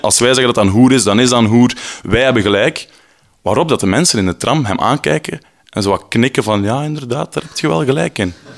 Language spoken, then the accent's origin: Dutch; Flanders, Belgium; now in Brussels, Belgium; Ik ben een Vlaming in Brussel en mijn Frans is niet heel goed